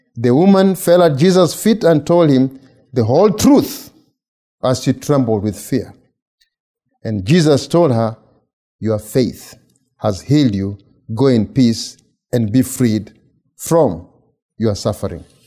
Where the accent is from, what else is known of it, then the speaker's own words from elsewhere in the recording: Kenya; moved away as an adult; now in United States; I'm from Kenya. I've been here since August of 2013